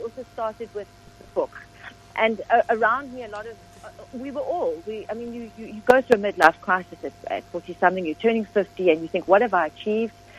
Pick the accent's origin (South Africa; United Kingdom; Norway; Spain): South Africa; Johannesburg, Gauteng; moved away as an adult; also born or lived in Pretoria / Cape Town; now in Stellenbosch, South Africa; So Johannesburg is my first memory